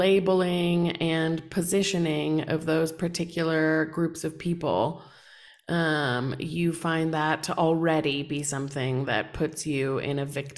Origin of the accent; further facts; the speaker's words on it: United States; moved away; have lived in developing countries for a very long time, as someone who was born and raised in America